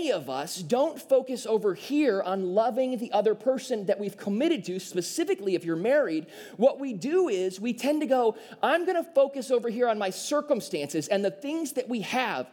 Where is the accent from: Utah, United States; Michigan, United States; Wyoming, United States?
Michigan, United States; southeast; me and Caitlin grew up in a very small town in southeast Michigan